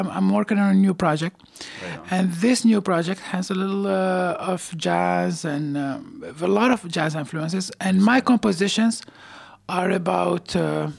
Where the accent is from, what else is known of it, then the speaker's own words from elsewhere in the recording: Tunisia; now in Montreal, Canada; I studied classical music in Tunisia when I was where I was born and raised